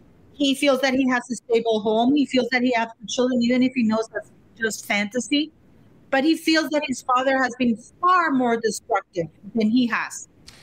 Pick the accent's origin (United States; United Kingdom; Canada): Canada; I'm Latina. I'm Canadian Latina.